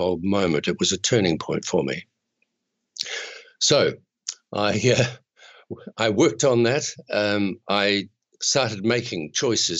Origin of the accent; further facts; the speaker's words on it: Chatham Islands, New Zealand; I'm a New Zealander